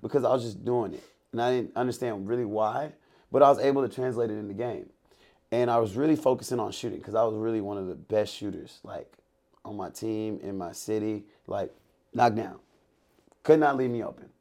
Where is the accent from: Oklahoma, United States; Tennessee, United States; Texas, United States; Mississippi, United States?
Texas, United States; Lake City; I'm from Lake City, Sa, uh, Lake City, Texas